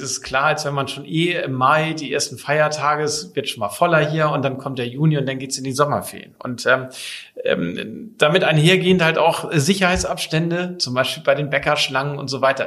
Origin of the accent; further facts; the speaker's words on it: Kiel, Schleswig-Holstein, Germany; moved away as an adult; also born or lived in Papenburg; now in Sylt, Germany; bin ich Kind der Ostsee, gebürtiger Kieler